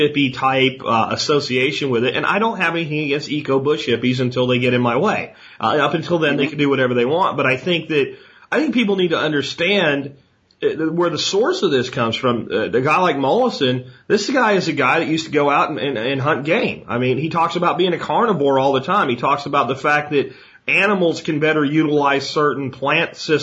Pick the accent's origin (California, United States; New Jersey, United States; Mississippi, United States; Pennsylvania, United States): Pennsylvania, United States; the coal region of; moved away as an adult; also born or lived in Texas; I grew up in the coal region of Pennsylvania.